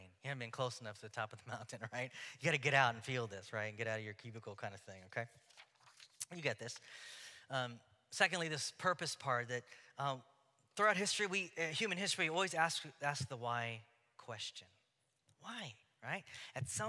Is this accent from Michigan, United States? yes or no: no; Houston, Texas, United States; now in Oregon, United States; growing up in Houston